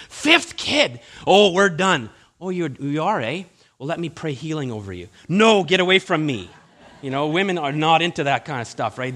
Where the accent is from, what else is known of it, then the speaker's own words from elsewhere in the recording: Winnipeg, Manitoba, Canada; now in British Columbia, Canada; I'm from Winnipeg